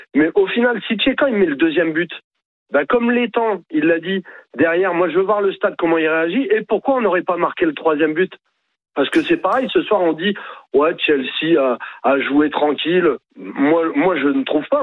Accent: France; on est français, on est tous français

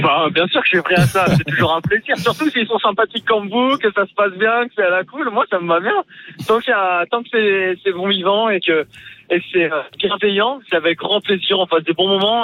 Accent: Nice, Provence-Alpes-Côte d'Azur, France; je suis un niçois, donc pas du tout issu du ski à base, vraiment de la mer et de la ville

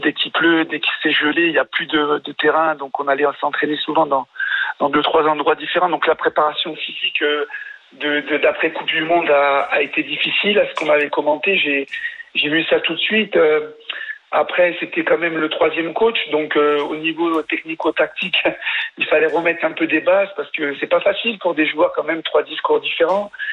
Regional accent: France; je suis français

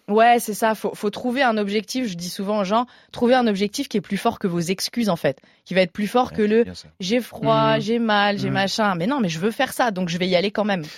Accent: Burgundy, Bourgogne-Franche-Comté, France; now in Paris, France; Moi, je suis originaire de Bourgogne à la base

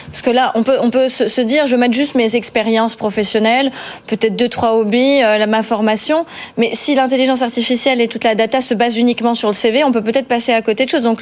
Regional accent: France; Vous faites la fierté euh, de chez nous en France.

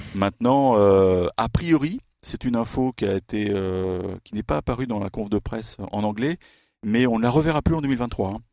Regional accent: France; I'm, French.

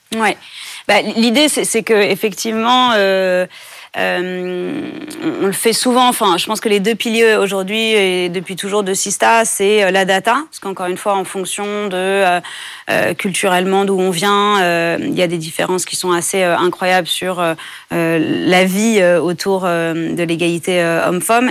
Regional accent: France; j'ai grandi en France

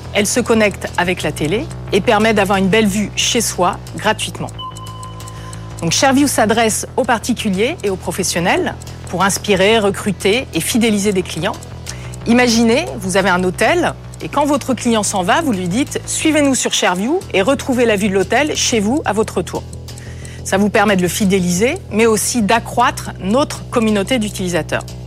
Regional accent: Brittany, France; moved away as an adult; je suis née en Bretagne, au bord de la mer, et quand je suis partie faire mes études

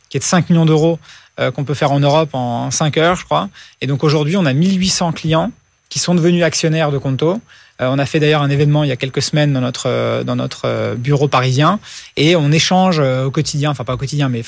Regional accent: United States; Moi, j'ai grandi aux États-Unis et vraiment là-bas, tout était digitalisé. Il n'y avait aucune démarche qui se faisait par la poste.

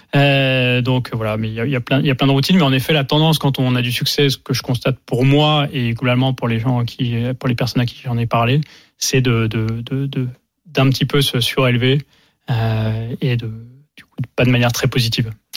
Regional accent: France; en tant que Français

